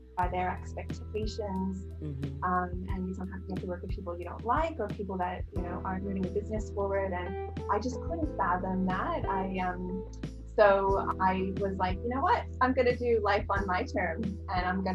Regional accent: New York, United States; now in Australia; in the States, you know, I'm basically from New York.

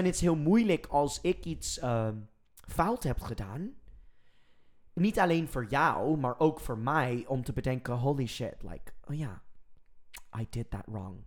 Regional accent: United States; Dutch is a second language; now in Netherlands; en dan ben ik Amerikaans

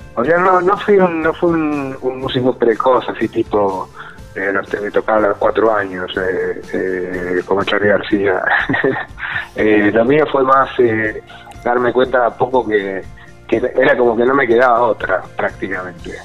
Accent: Buenos Aires, Argentina; soy de Coblan, de Buenos Aires, de Cabo

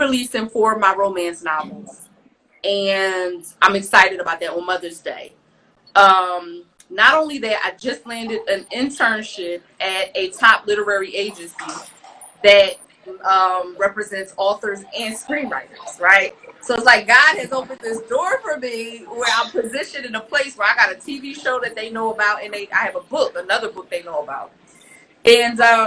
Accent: Philadelphia, Pennsylvania, United States; it was rough growing up in North Philly

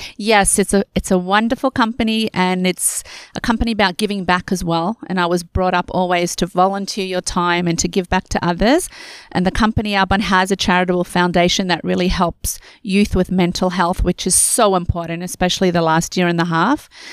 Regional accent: Australia; moved away as an adult; now in Canada; I am born and raised in Australia, and I came to Canada when I got married

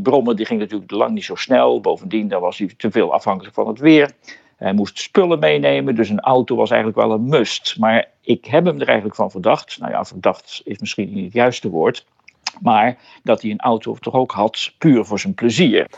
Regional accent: Goes, Zeeland, Netherlands; bij ons in de Pickardstraat in Goes

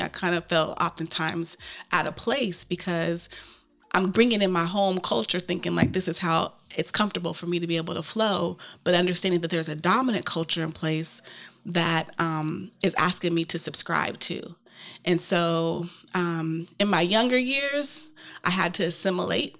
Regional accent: Portland, Oregon, United States; I grew up in Portland, Oregon with over two hundred family members

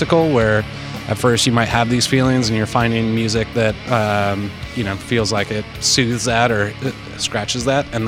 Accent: Seattle, Washington, United States; I grew up in the Seattle area, early 90s

